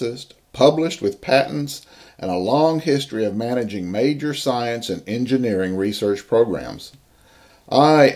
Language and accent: English; Nashville, Tennessee, United States; I grew up in Nashville, Tennessee